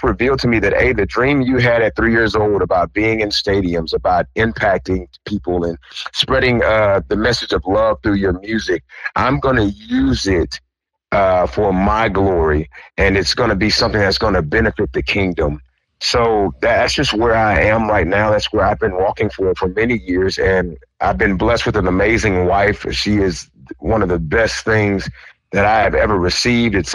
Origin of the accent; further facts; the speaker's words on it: Shreveport, Louisiana, United States; I'm from Shreveport, Louisiana.